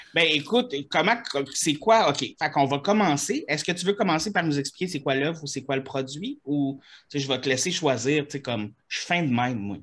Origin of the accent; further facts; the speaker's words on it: Quebec, Canada; je suis Québécois